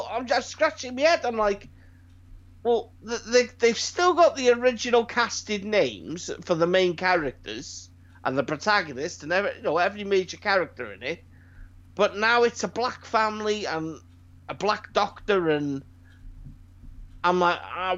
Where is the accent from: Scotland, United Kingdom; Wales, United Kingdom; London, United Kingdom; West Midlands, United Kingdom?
Wales, United Kingdom; Growing up being Welshman, proud Welshman